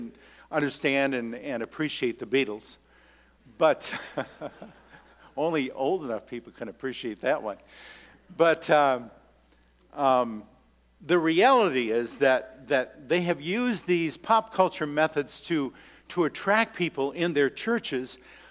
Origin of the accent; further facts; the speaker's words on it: Minnesota, United States; I come from Minnesota, and that's the land of Scandies